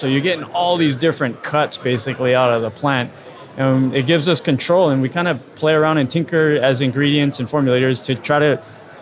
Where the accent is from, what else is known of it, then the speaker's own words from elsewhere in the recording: Hawaii, United States; I'm from Hawaii